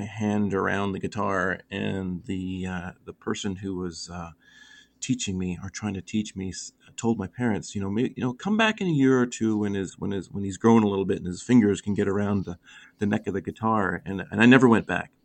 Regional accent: Canada; growing up in Canada was great

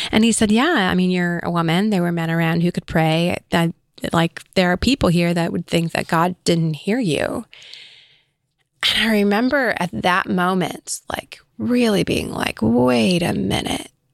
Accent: Illinois, United States; also born or lived in California; we moved to Illinois.

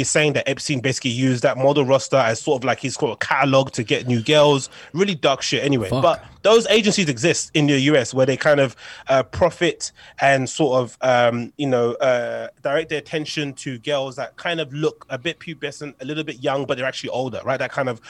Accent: United Kingdom; as a Brit

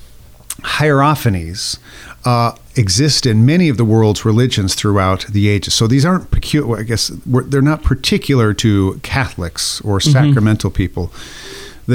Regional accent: Nebraska, United States; I'm a landlubber from Nebraska

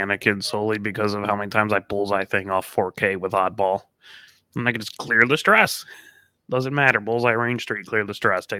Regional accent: Midwest, United States; Yeah, now everyone can tell that we're from the Midwest.

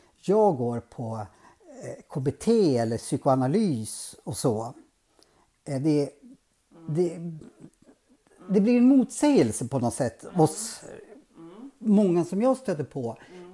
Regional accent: Norrsund, Gävleborg County, Sweden; jag växte inte upp i Bergbö, jag växte upp i Norrsund

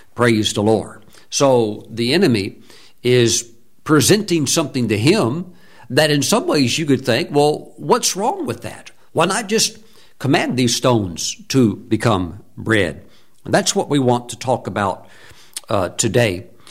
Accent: North Carolina, United States; North Carolina, my home state

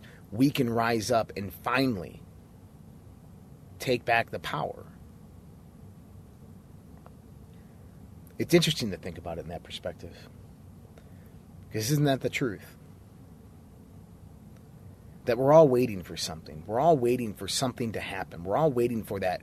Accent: United States; us as American citizens

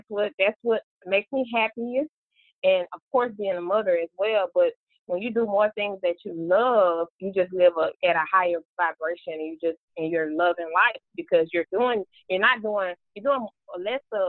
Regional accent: Memphis, Tennessee, United States; also born or lived in Georgia; now in Atlanta, United States; I was raised in Memphis, Tennessee, born in Georgia, back in Georgia now.

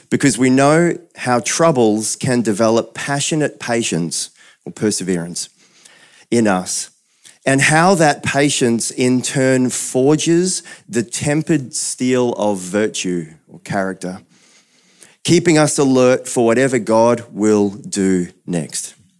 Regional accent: New Zealand; moved away; I'm a Kiwi originally

